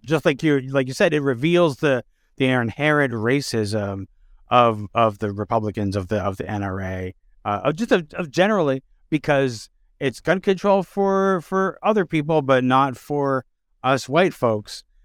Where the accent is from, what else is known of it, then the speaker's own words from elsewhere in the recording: Canada; as Canadians